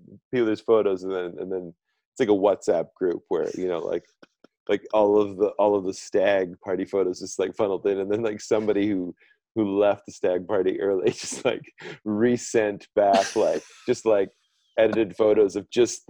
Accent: British Columbia, Canada; I, like being from British Columbia and having walked through forests, and I remember being like 4 years old and we were at some, you know, we were at some campsite outside of Vernon.

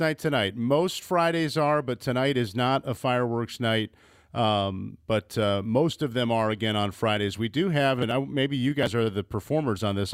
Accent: Midwest, United States; I'm a Midwesterner

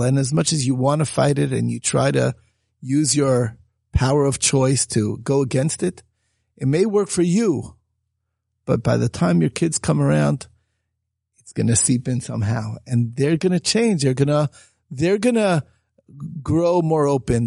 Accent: United States; growing up in America

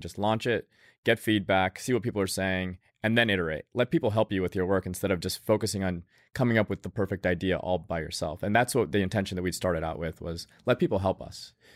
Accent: Tallahassee, Florida, United States; I grew up in Tallahassee, Florida

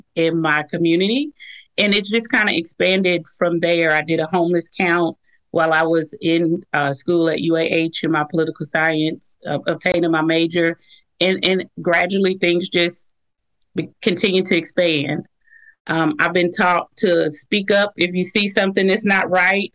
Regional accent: Jacksonville, Florida, United States; moved away as an adult; also born or lived in Syracuse, New York; now in Huntsville, United States; I was born in Syracuse, New York. I grew up in Jacksonville, Florida. And now I'm here in Huntsville, Alabama

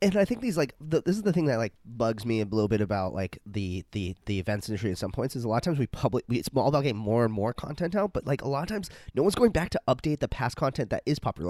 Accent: Arizona, United States; I'm, I'm from Arizona, so I, we had to spell tequila in middle school

